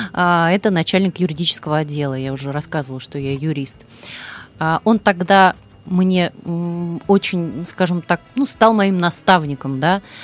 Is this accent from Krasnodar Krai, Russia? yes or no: no; Ryazan, Ryazan Oblast, Russia; я родилась в Рязани